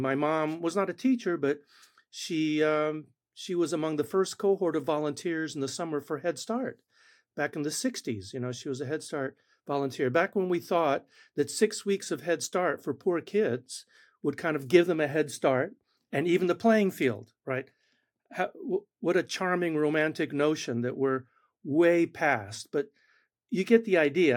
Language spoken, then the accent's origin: English; Argentina; first language Spanish; English is a second language; moved away; Spanish is my first language. I was born in Argentina.